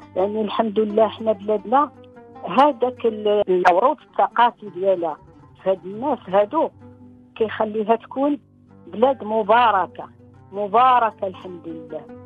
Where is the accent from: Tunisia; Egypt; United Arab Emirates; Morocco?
Morocco; Ksar El Kebir, Tanger-Tetouan-Al Hoceima; مدينة القفص كبير مدينتي ومسقط رأسي والمدينة اللي كنحبها من كل قلبي